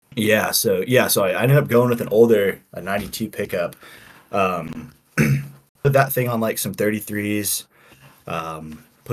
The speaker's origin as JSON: {"language": "English", "region": "Southern California", "country": "United States", "moved": "yes", "said": "I'm from Southern California"}